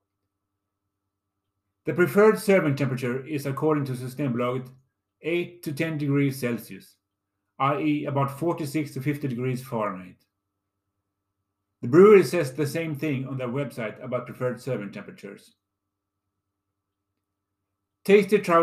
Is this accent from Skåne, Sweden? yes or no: yes; Lund, Skåne, Sweden; my hometown of Lund, Scania, Sweden